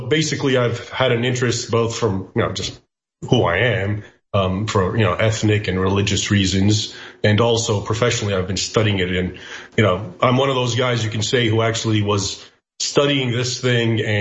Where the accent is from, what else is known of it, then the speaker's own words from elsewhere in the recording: United States; I was born in the United States, but I grew up bilingually, so I also speak Arabic